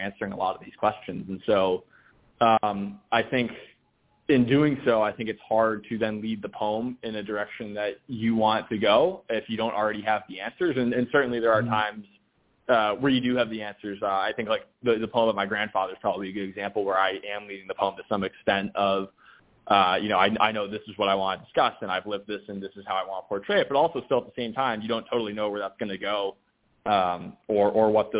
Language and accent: English; New Hampshire, United States; also born or lived in Connecticut; now in New York, United States; myself growing up in New Hampshire in that area